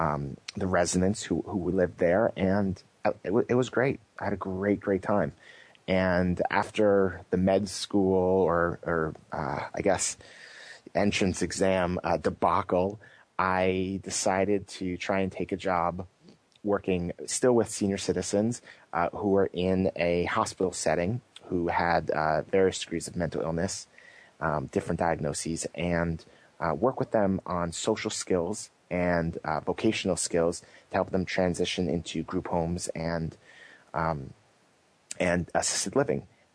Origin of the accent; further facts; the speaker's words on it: New City, New York, United States; moved away as an adult; also born or lived in New Jersey / Massachusetts; now in California, United States; I worked at a hospital in my hometown of New City, New York